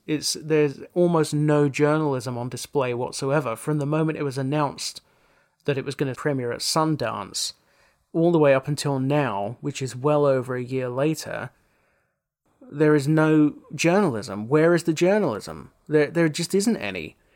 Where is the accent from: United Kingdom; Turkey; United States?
United Kingdom; South Essex, East of England; growing up in South Essex